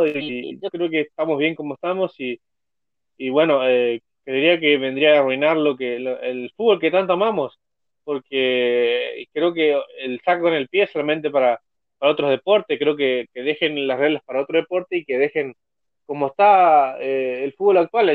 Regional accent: Argentina; acá en Argentina

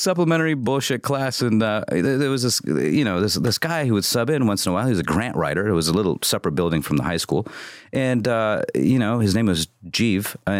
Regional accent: Midwest, United States; Midwest. I grew up in the Midwest.

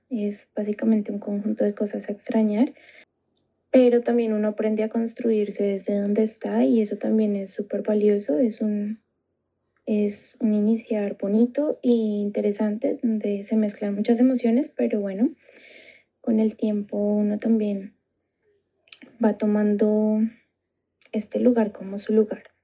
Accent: Colombia; moved away as an adult; now in Spain; soy colombiana. En el extranjero actualmente vivo en España.

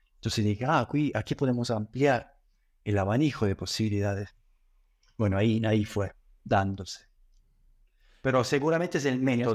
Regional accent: Italy; moved away as an adult; also born or lived in Granada, Spain / Buenos Aires, Argentina; me fui eh, de Italia, donde nací me formé hasta los 19 años

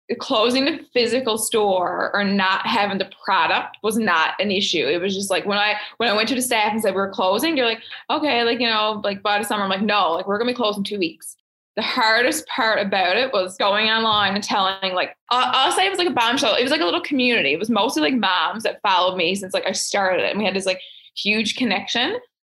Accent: Fogo Island, Newfoundland and Labrador, Canada; I'm from Fogo Islands, like small town girl

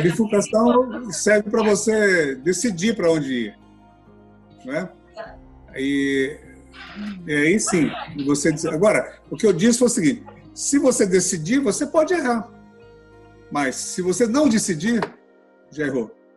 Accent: Goiás, Brazil; moved away as an adult; also born or lived in Anápolis / Brasília; now in Rio de Janeiro, Brazil; Nós estávamos em Anápolis, fomos a Brasília, de repente estivemos parar no Rio de Janeiro, como goianos

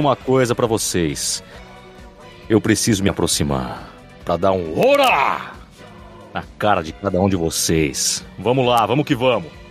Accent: São Paulo, Brazil; eu sou de São Paulo, tenho 39 anos

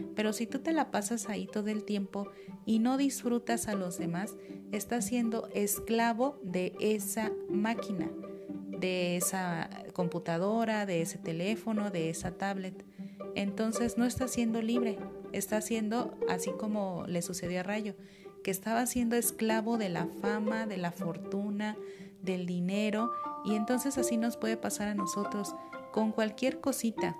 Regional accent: Mexico

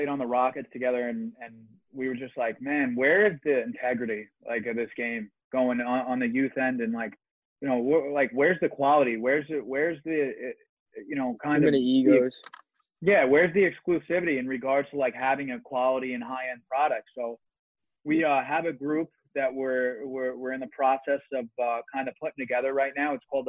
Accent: New York City, New York, United States; I grew up with him in Staten Island and everything

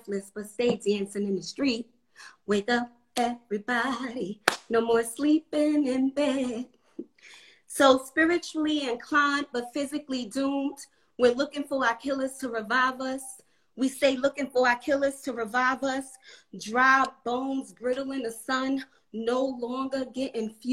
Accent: New York City, New York, United States; moved away as an adult; also born or lived in North Carolina; now in Atlanta, United States; growing up in New York

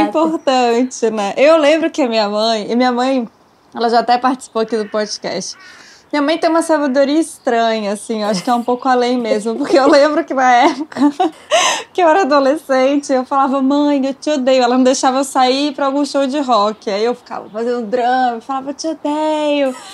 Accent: Brasília, Federal District, Brazil; Em Brasília, a gente é de Brasília tem essa coisa do rock

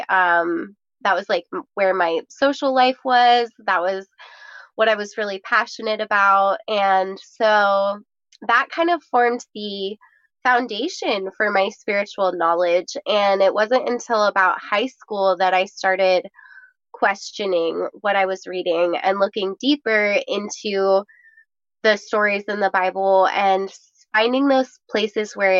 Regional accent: Lake Tahoe, United States; I was super blessed to have grown up in Lake Tahoe

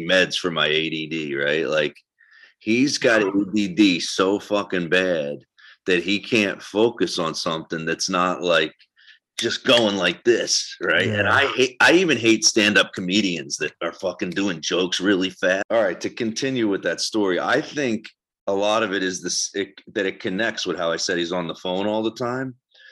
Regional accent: New Jersey, United States; moved away as an adult; also born or lived in New York; I'm from South Jersey

